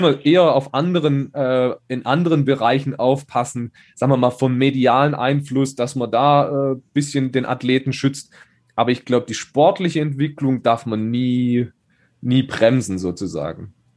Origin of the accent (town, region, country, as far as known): Schonach, Baden-Württemberg, Germany